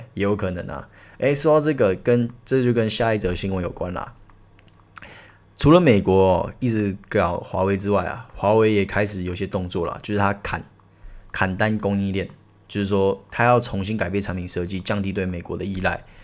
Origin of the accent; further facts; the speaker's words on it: Taiwan; 我们台湾人